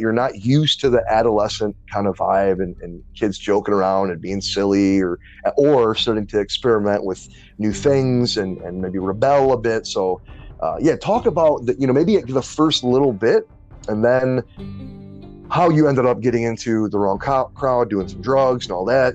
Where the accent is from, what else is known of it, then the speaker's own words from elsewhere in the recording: Detroit, Michigan, United States; also born or lived in New Orleans, Louisiana; when I was 10, I moved from New Orleans to uh, Detroit, where my mom's family was.